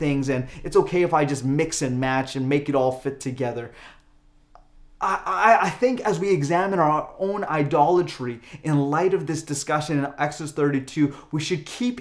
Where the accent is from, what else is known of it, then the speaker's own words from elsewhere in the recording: Calgary, Alberta, Canada; moved away; being born and raised in Calgary